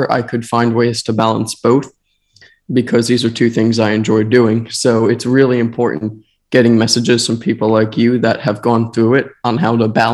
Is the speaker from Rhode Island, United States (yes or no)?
no; Tampa, Florida, United States; my hometown team, the Tampa Bay Rowdies